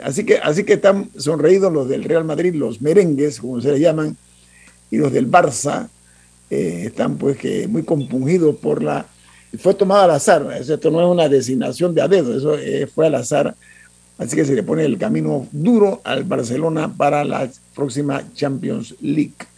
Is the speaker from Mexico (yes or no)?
no; Panama; las playas de Panamá, ese es un regalo eh, eh, divino que tenemos nosotros